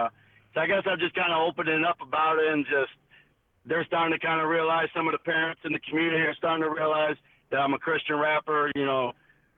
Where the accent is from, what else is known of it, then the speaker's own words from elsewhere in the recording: Chicagoland area, Illinois, United States; I'm from the Chicagoland area, just kind of suburbs right outside of Chicago